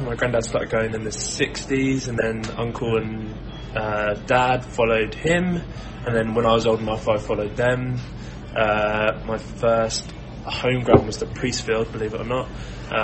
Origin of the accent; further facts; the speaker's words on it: Brighton, South East England, United Kingdom; moved away as an adult; also born or lived in Hove / Saltdean; now in London, United Kingdom; I'm from Brighton originally. Yeah. Grew up in Hove and Saltdean, and then went away for uni and lived abroad, and now I'm based in southwest London.